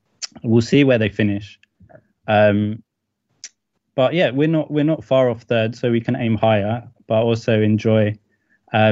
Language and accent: English; London, United Kingdom; I grew up in North London